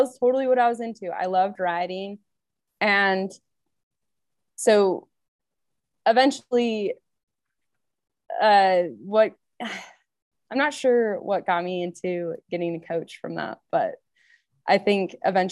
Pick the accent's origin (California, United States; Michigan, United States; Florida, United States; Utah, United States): Utah, United States; Orem; also born or lived in Leadville, Colorado; I grew up in Orem